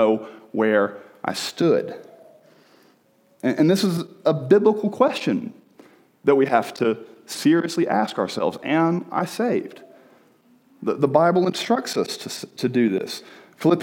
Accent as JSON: {"language": "English", "region": "the South", "country": "United States", "tie": "born or raised there", "also_born_or_lived": "Birmingham, Alabama", "moved": "as an adult", "said": "I grew up in the South"}